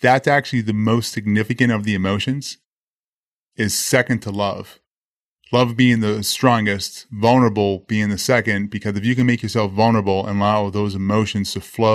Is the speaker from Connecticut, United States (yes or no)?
no; Boston, Massachusetts, United States; I grew up in Boston, Massachusetts